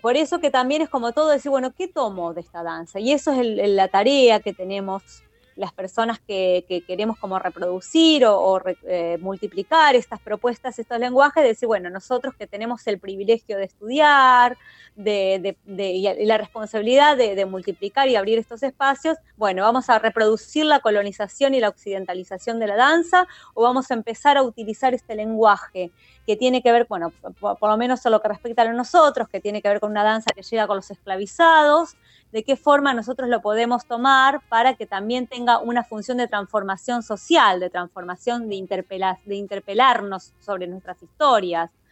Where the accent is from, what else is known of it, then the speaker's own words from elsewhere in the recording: Rosario, Santa Fe, Argentina; nueve meninas de Rosario